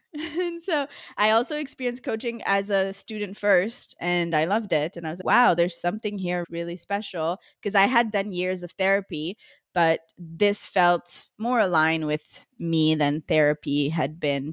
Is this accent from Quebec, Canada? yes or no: yes; Montreal, Quebec, Canada; moved away as an adult; now in Costa Rica; I'm originally from Montreal, Canada